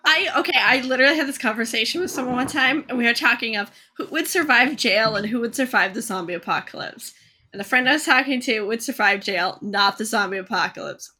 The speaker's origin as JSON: {"language": "English", "town": "Jackman", "region": "Maine", "country": "United States", "tie": "born or raised there", "moved": "yes"}